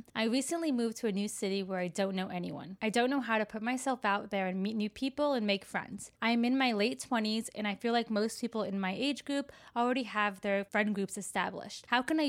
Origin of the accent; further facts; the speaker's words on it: Florida, United States; now in Chicago, United States; So I moved to Chicago from Florida.